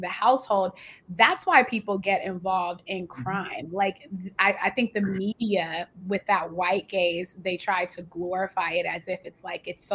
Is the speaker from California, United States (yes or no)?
yes; Richmond, California, United States; I'm from Richmond, California. We're both from the Bay